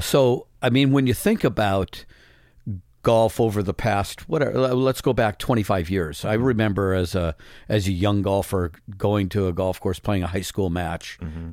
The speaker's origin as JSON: {"language": "English", "region": "Midwest", "country": "United States", "tie": "born or raised there", "said": "growing up in the Midwest"}